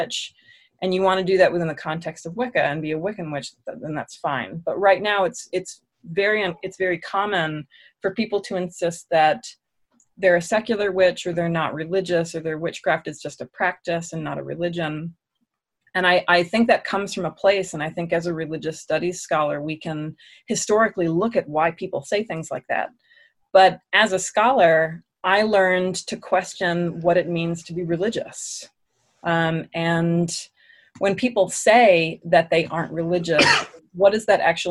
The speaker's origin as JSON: {"language": "English", "town": "Alexandria", "region": "Virginia", "country": "United States", "tie": "born or raised there", "also_born_or_lived": "Washington, District of Columbia, United States", "moved": "as an adult", "lives_now": "Raleigh, United States", "said": "I was born in DC and I grew up in Alexandria, Virginia."}